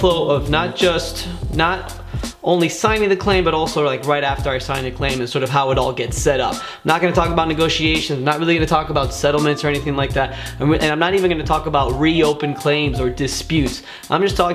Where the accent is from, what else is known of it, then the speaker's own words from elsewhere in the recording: Miami, Florida, United States; born and raised in Miami